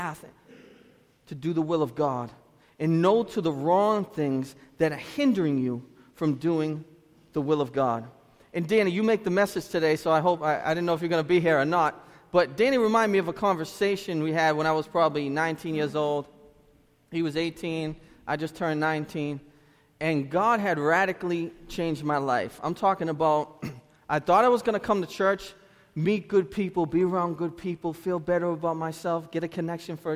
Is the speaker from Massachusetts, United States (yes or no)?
yes; Lynn, Massachusetts, United States; I'm from Lynn